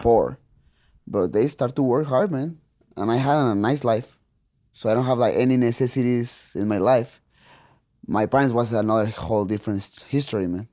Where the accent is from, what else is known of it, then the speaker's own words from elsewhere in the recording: Tijuana, Baja California, Mexico; English is a second language; when I was a kid and I was growing up there in Tijuana